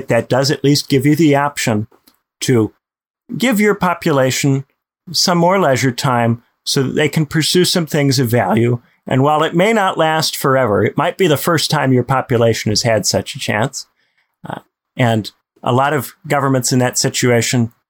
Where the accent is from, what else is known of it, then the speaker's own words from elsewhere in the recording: Indiana, United States; my home state of Indiana